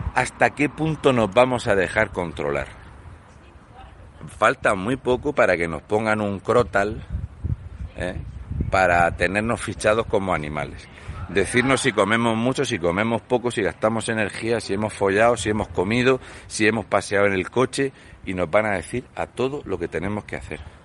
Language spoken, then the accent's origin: Spanish; Spain; los españoles